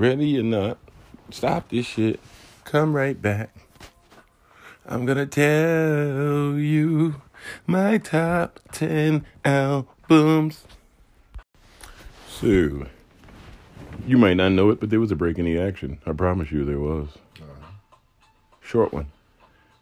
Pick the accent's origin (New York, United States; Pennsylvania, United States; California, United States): New York, United States; I'm a New Yorker.